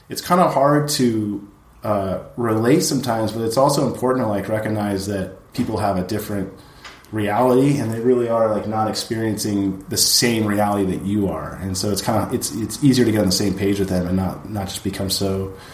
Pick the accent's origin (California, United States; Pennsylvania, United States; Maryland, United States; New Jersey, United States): California, United States; Oxnard; the friend set that you have growing up in Oxnard, where you actually like grow up with these guys that end up becoming like really shady people.